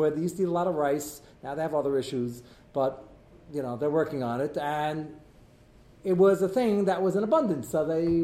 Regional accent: United States; I'm American, I'm embedded in society

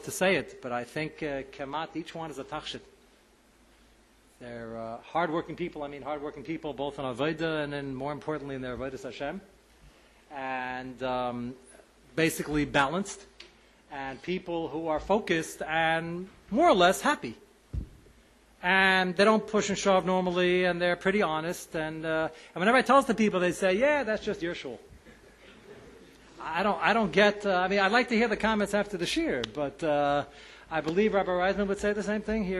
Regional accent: United States; we, as American Haredim

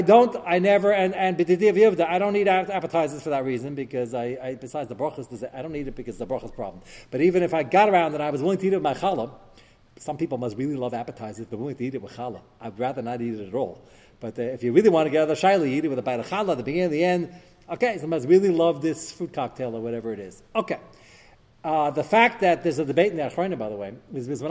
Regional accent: United States; I'm American

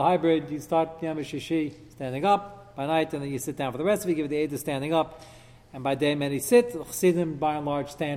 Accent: United States; As an American

